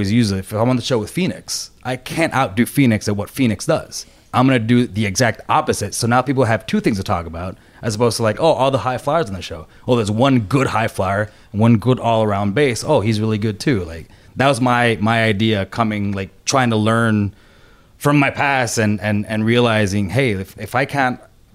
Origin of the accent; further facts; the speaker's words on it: Puerto Rico; moved away; I was born and raised in Puerto Rico.